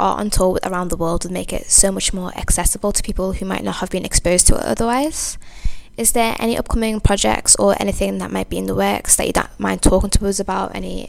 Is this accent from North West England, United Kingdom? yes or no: yes; Liverpool, North West England, United Kingdom; as a kid growing up in Liverpool